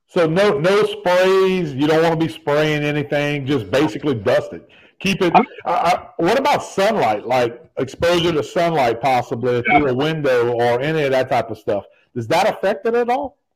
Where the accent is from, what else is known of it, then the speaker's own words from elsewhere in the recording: Evangeline Parish, Louisiana, United States; I grew up in Evangeline parish.